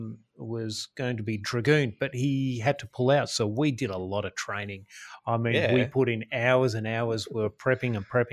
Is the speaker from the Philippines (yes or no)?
no; Australia; also born or lived in Adelaide, South Australia / Melbourne, Victoria; I'm a local Aussie lad, born and raised in Adelaide and Melbourne.